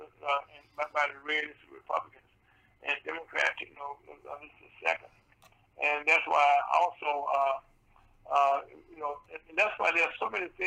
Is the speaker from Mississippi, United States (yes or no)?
yes; Mississippi, United States; moved away; my home state